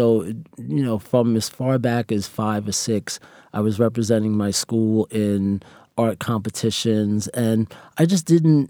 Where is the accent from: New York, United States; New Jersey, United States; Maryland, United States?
New York, United States; New York City; also born or lived in Harlem, New York; Well, actually, I was born in Harlem, and then we moved to Queens.